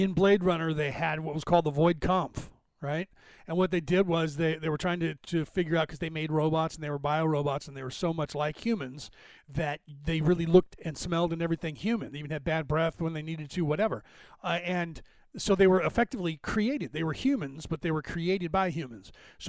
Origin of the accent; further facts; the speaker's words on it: Ireland; Because I'm Irish, I speak a little bit long on subjects